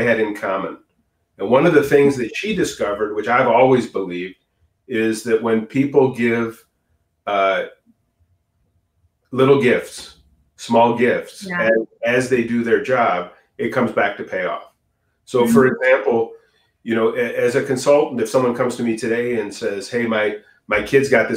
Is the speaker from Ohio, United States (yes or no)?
yes; outside of Cleveland, Ohio, United States; I grew up in outside of Cleveland